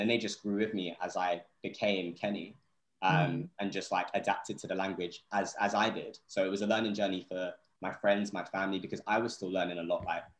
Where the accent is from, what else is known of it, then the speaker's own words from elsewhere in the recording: Vauxhall, London, United Kingdom; Listen, I was raised in Vauxhall, you know.